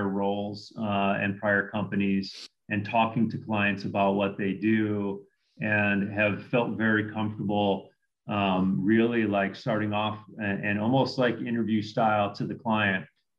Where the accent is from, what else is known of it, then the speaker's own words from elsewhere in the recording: Midwest, United States; I grew up in the Midwest